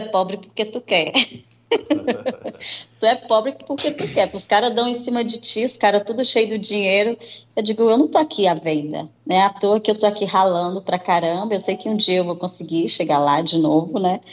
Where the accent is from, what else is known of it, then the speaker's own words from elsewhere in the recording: Nova Russas, Ceará, Brazil; eu nasci em Nova Russas, Ceará